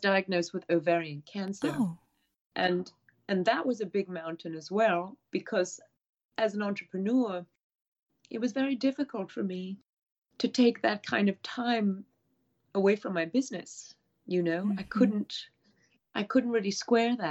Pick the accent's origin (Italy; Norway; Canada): Italy; Abruzzo; I grew up around mountains in Italy in an area called Abruzzi